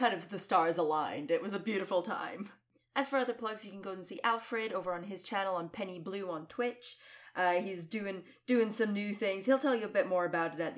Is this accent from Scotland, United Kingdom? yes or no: yes; Scotland, United Kingdom; as a Scottish lady